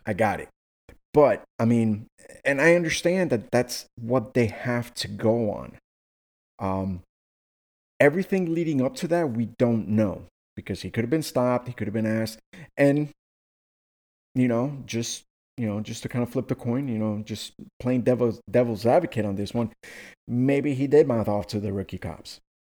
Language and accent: English; Miami, Florida, United States; my hometown or where I was born, not born, but, you know, where I, where I was raised